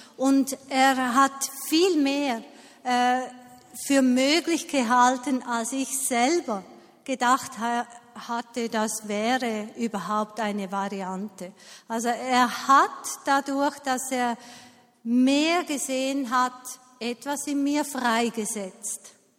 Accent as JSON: {"language": "German", "country": "Switzerland", "said": "bei uns in der Schweiz"}